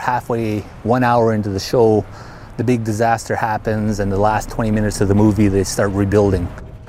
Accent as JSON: {"language": "English", "town": "Lytton", "region": "British Columbia", "country": "Canada", "said": "I'm from Lytton First Nation."}